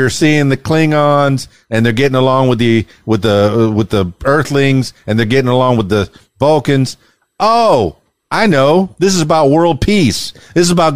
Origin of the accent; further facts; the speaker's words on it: the Florida Keys, South Florida, United States; I'm from South Florida, the Florida Keys.